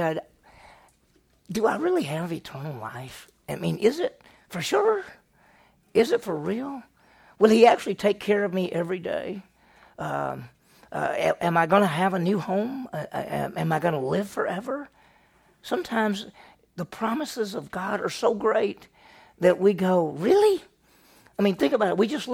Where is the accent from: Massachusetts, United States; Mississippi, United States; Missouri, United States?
Mississippi, United States; Meridian; I grew up in Meridian, Mississippi, and it's a city